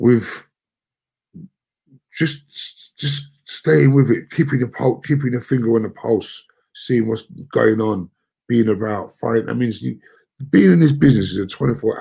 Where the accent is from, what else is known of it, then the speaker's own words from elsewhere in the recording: London, United Kingdom; We're from Brixton